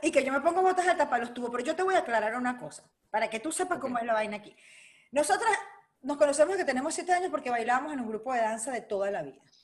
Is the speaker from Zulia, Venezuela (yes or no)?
yes; Tía Juana, Zulia, Venezuela; also born or lived in Caracas, Venezuela; now in Orlando, United States; yo me crié en el estado Zulia, aunque nací en Caracas